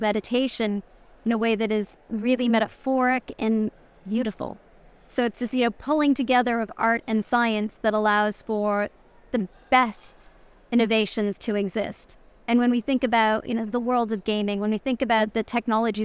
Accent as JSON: {"language": "English", "town": "Toronto", "region": "Ontario", "country": "Canada", "tie": "born or raised there", "said": "the streets of Toronto, like my hometown"}